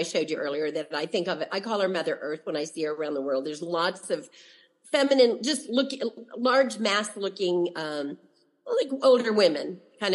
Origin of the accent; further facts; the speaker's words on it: Dayton, Ohio, United States; I'm from Dayton, Ohio, and I had been there as a child